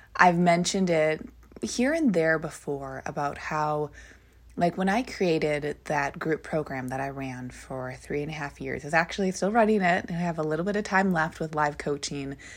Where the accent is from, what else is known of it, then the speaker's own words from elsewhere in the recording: Minnesota, United States; Where I grew up, so is where my family lives. We live in Minnesota